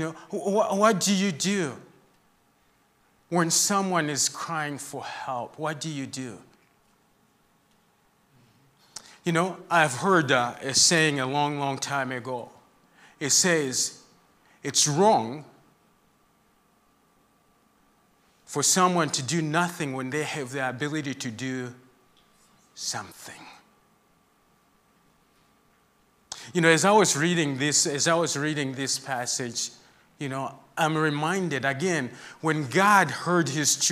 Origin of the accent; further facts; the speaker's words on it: Zambia; moved away; I'm from Zambia, that's where I grew up, and that's where my heart is